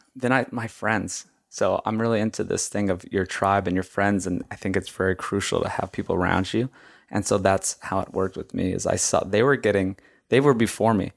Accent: Hawaii, United States; moved away; I grew up in Hawaii, and I ate rice with every meal.

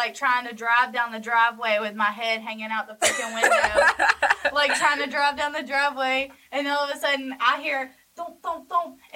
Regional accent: Hawkinsville, Georgia, United States; I am from Hawkinsville, Georgia

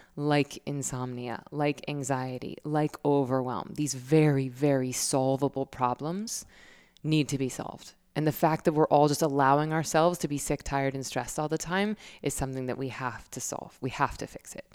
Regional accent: Tallahassee, Florida, United States; my hometown, Tallahassee.

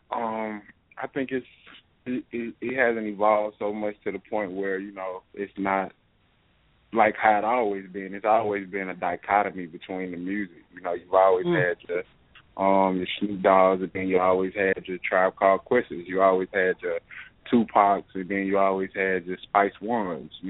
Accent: the South, United States; Where am I from? Yeah. Down south. I'm from down

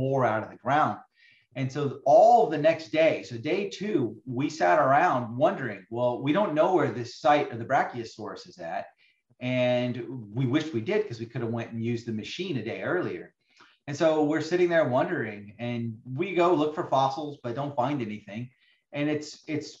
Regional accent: Arizona, United States; I grew up in Arizona

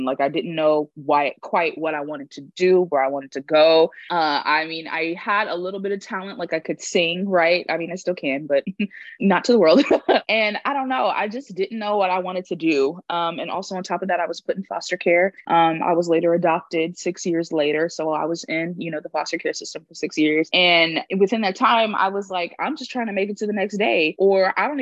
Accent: Houston, Texas, United States; I am from Houston, Texas, straight up H-Town

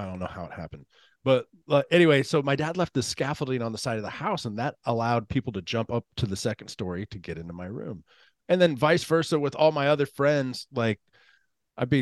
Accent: Katy, Texas, United States; I grew up in Katy, Texas. So I went to Katy Elementary, Katy Junior High

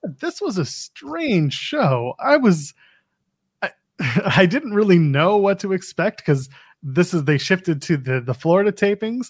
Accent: Canada; I'm a Canadian, but I'm not that Canadian

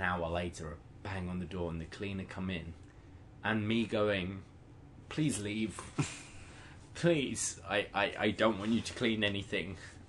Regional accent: United Kingdom; moved away as an adult; now in Toronto, Canada; I'm a British person.

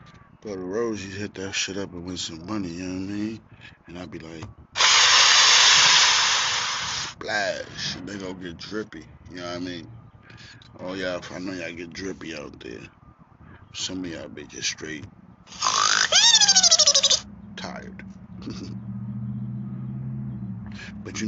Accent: Staten Island, New York, United States; Yeah, I was born and raised in Staten Island, you know what I mean?

